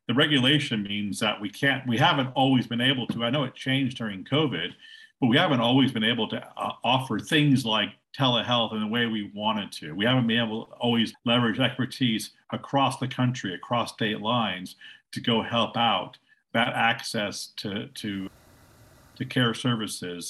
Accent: Silicon Valley, California, United States; I'm calling you from Silicon Valley. It's where I live. It's where I grew up

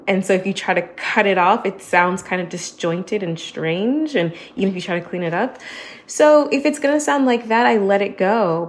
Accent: United States; moved away as an adult; now in Barcelona, Spain; I am an American that is based in Barcelona, Spain

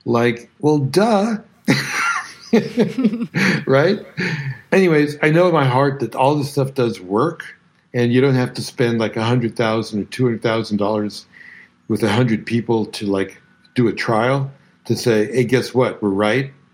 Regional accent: New York City, New York, United States; also born or lived in Bronx; growing up in Brooklyn

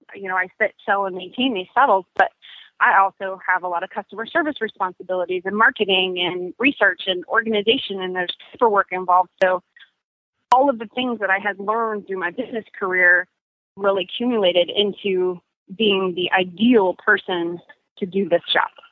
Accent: California, United States; now in Charlotte, United States; I'm originally from California

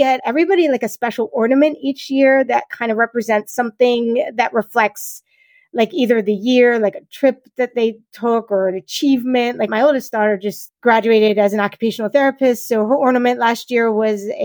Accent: New Jersey, United States; I am from New Jersey. I was born in South Jersey and I live in the middle of the state

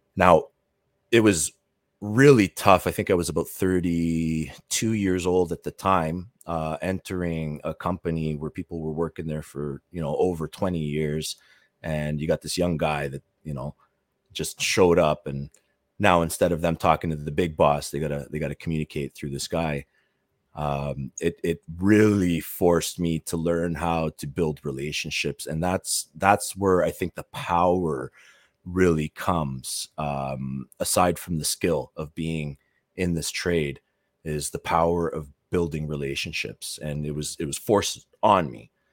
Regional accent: Toronto, Ontario, Canada; I'm from the Toronto area

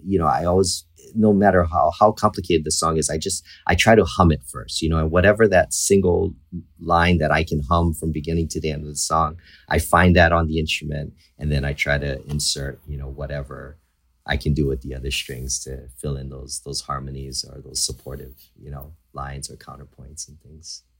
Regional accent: Hawaii, United States; I was born and raised in Hawaii.

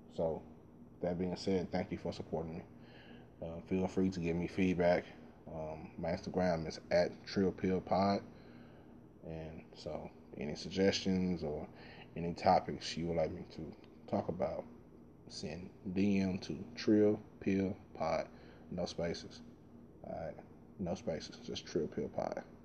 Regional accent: Dallas, Texas, United States; I grew up in South Dallas

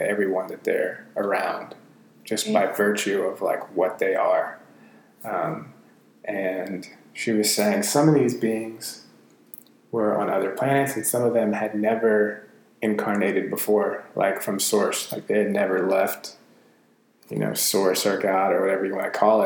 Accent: Atlanta, Georgia, United States; I'm from Atlanta

